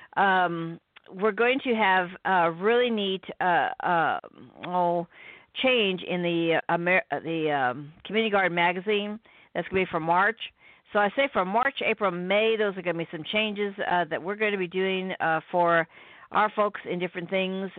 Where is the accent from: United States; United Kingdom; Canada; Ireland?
United States; Midwest; I'm from the Midwest